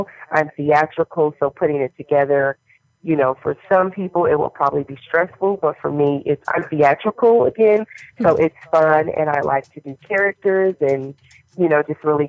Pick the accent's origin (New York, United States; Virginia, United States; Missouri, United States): Missouri, United States